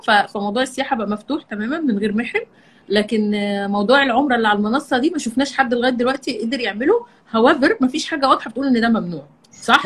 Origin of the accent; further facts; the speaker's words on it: Egypt; احنا مصريين